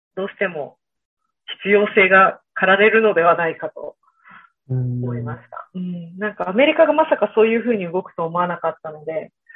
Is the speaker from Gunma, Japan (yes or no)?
yes; Ota, Gunma, Japan; moved away as an adult; 私、群馬県の太田市出身なので